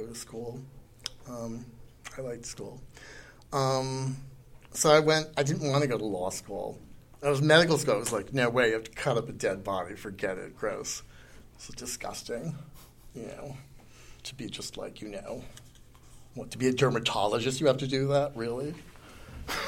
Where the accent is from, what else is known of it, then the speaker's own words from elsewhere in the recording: Connecticut, United States; moved away; also born or lived in New York; I'm from Connecticut